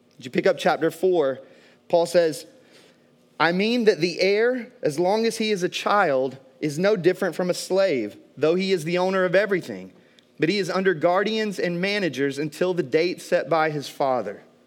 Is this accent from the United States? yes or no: yes; American South, United States; growing up in the American South